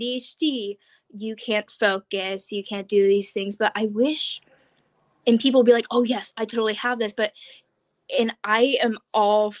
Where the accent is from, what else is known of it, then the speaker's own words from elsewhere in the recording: Oregon, United States; I'm a junior from Oregon